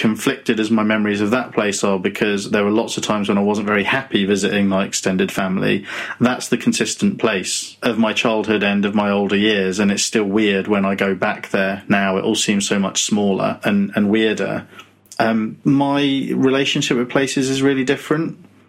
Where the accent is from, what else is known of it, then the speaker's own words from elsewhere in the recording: Muswell Hill, London, United Kingdom; born there; I think I was born in Muswell Hill. I was born in a hospital. But I think I lived in my gran's house for the first few years of my life